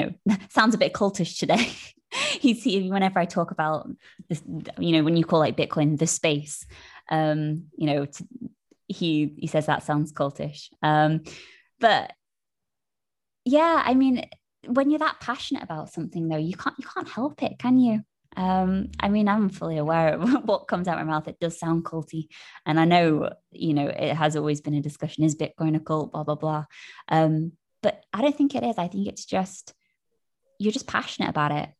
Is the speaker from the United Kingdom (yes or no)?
yes; United Kingdom; being British